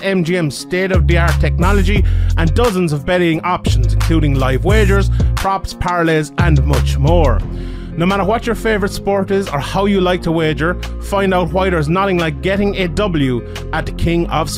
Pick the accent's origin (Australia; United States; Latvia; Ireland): Ireland; being obviously Irish